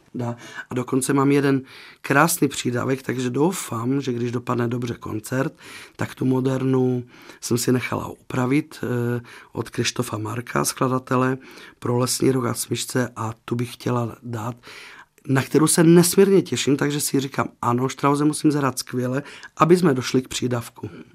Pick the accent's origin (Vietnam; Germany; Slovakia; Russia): Slovakia; moved away; já jsem ze Slovenska